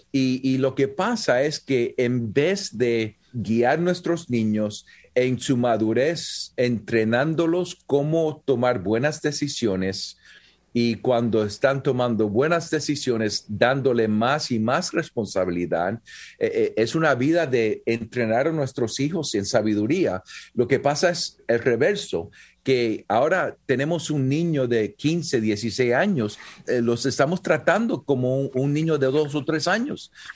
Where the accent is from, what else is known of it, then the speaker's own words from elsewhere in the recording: Puerto Rico; soy puertorriqueño y nací en Puerto Rico